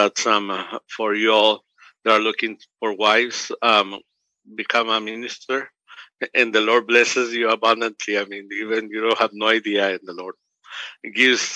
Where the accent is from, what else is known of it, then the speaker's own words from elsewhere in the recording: Mexico; now in United States; I'm from Mexico. I was born in Mexico, and I'm 1.5, which is I came to the United States before I was 15.